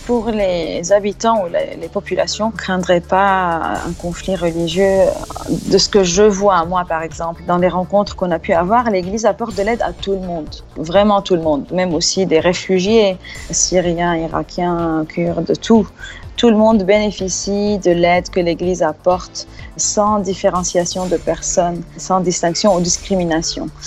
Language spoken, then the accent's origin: French; Lebanon; en tant que Libanais